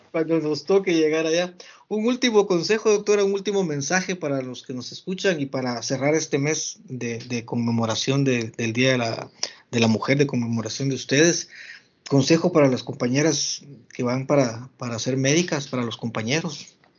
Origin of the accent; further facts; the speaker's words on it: San Miguel Petapa, Guatemala Department, Guatemala; mi pueblo, aquí a San Miguel Petapo